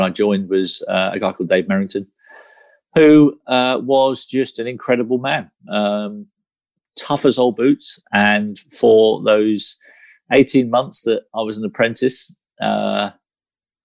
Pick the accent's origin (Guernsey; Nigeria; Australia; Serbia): Guernsey; growing up in Guernsey